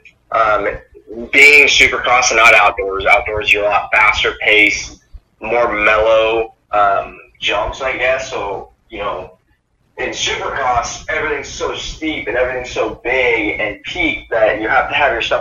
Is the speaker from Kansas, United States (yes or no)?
yes; Topeka, Kansas, United States; also born or lived in Manhattan, Kansas; when we moved here to Topeka, because I was born in Manhattan, Kansas, when we moved to Topeka, I was, I think, 3 years old